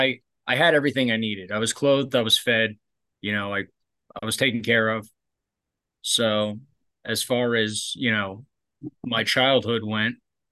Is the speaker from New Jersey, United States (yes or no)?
yes; North Bergen, New Jersey, United States; also born or lived in Barnegat, New Jersey; I grew up in I'm from North Jersey originally. I'm from North Bergen, but we moved to a town called Barnegat when I was like 11, 12 years old